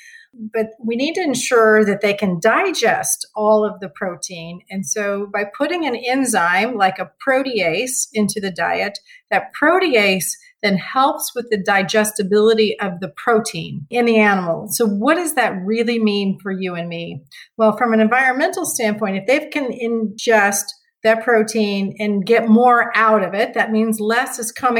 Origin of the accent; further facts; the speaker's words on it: Parke County, Indiana, United States; moved away; also born or lived in northern Missouri; the farm I grew up on was in Indiana, and my mother still lives there today.